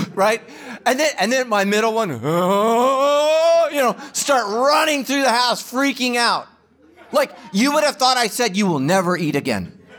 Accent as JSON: {"language": "English", "country": "Ireland", "said": "I'm Irish"}